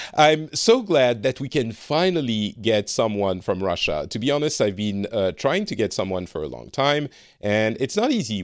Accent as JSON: {"language": "English", "country": "France", "moved": "yes", "lives_now": "Finland", "said": "I am from France originally, but I currently live in Finland"}